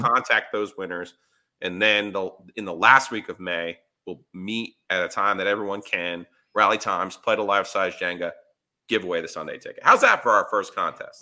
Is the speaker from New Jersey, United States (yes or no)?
yes; Ringwood, New Jersey, United States; moved away; I'm from Ringwood, New Jersey